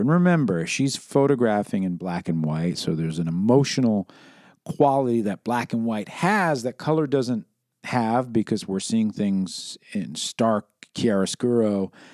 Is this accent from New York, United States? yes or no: yes; New York City, New York, United States; growing up in New York City